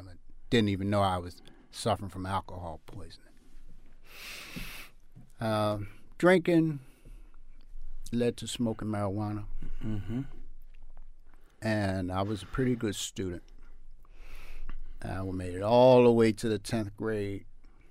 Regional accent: Baltimore, Maryland, United States; I grew up in East Baltimore. I am the second of six children. And we lived in the projects.

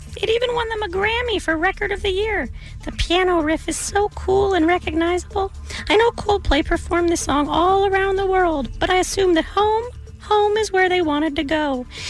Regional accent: Encino, California, United States; I'm from Encino. It's much nicer.

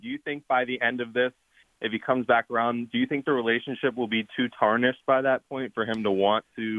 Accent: Baltimore, Maryland, United States; So I'm from Baltimore. Of course, I'm a Ravens fan.

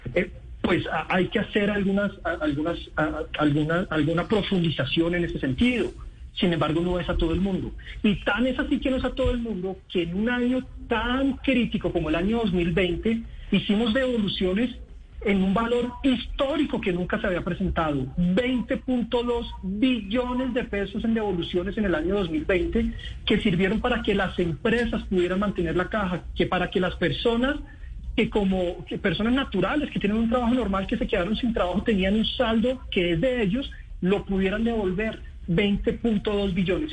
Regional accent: Colombia; como colombianos

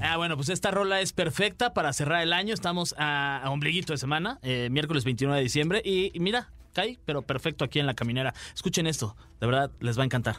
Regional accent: Mexico; siendo un mexicano de nuestra edad

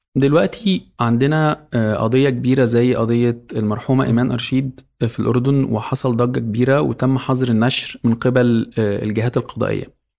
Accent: Egypt; عندنا في مصر

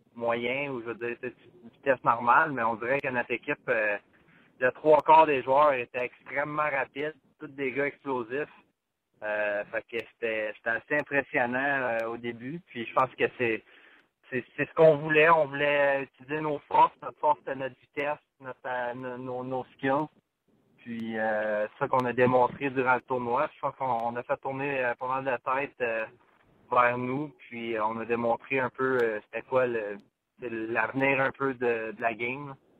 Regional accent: Bathurst, New Brunswick, Canada; j'ai grandi à Bathurst

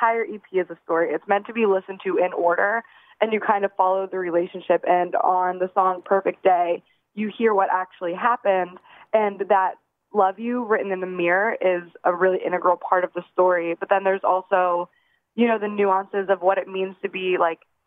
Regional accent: New Castle, Pennsylvania, United States; now in Los Angeles, United States; I'm from Newcastle

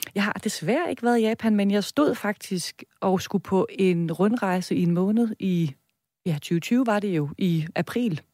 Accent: Viborg, Central Denmark Region, Denmark; accent: Jutlandic; now in Copenhagen, Denmark; Jeg kommer fra Midtjylland, Viborg.

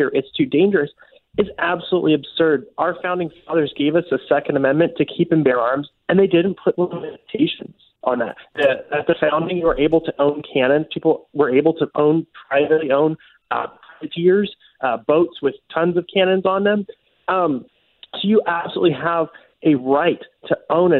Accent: St. Louis, Missouri, United States; I grew up in St. Louis City and then later the county

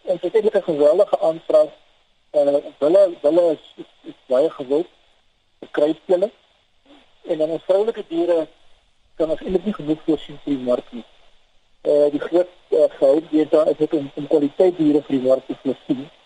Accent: Eastern Cape, South Africa; ons is hier van die Oos-Kaap af

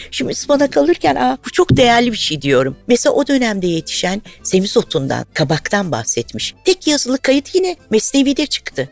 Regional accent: Anatolia, Turkey; Zaten Anadolu'luyum da.

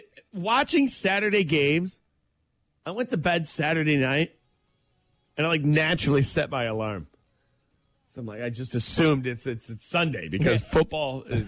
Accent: Midwest, United States; we're from the Midwest.

